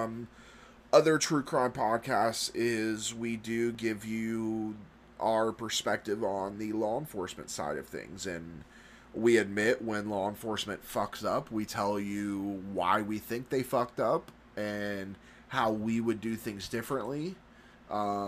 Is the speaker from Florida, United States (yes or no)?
yes; Florida, United States; moved away as an adult; now in Kentucky, United States; I was born and raised in Florida, currently live in Kentucky